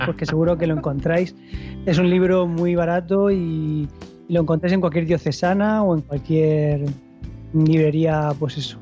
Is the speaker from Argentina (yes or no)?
no; Spain; como ciudadanos eh, que somos españoles